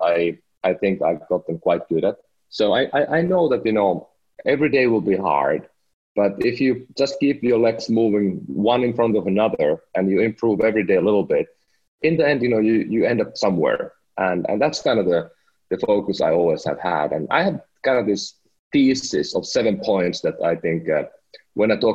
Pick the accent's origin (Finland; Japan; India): Finland; moved away as an adult; now in United States; I'm from Finland. Last week I became a proud American citizen